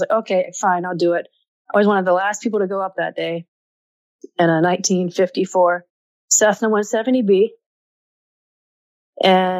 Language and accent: English; rural North Carolina, United States; moved away; My hometown was 297 people